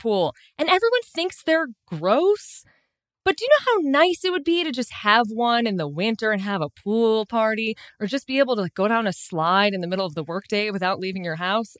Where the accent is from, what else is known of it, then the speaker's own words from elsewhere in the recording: Chicago, Illinois, United States; also born or lived in New York; now in Los Angeles, United States; I grew up in Chicago